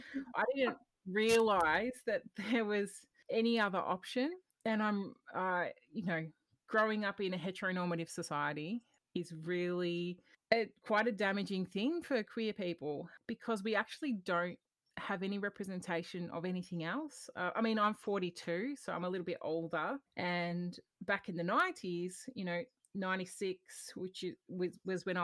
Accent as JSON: {"language": "English", "town": "Melbourne", "region": "Victoria", "country": "Australia", "tie": "born or raised there", "said": "I'm living in Melbourne currently, but my family's from up Riverina region of southern New South Wales. But living on Wurundjeri country and loving it, and I've been here my whole life"}